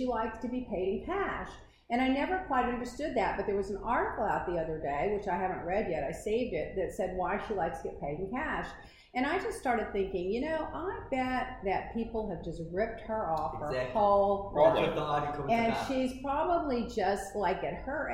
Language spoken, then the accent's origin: English; Waco, Texas, United States; my hometown in Waco